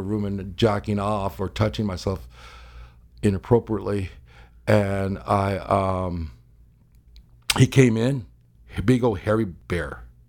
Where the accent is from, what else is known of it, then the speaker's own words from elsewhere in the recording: Arizona, United States; also born or lived in Los Angeles; I was born in Los Angeles. I grew up Arizona.